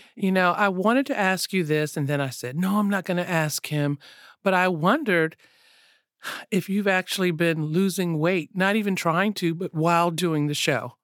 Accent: the South, United States; I grew up in the South

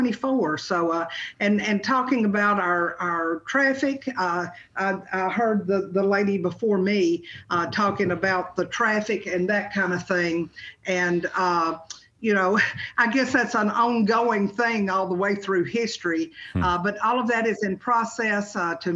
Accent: Wilson County, Tennessee, United States; I am from Wilson County. I was born here in Wilson County.

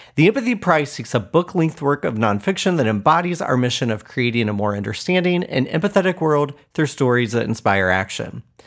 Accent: Muncie, Indiana, United States; The three stories you'll hear are all from my hometown of Muncie, Indiana

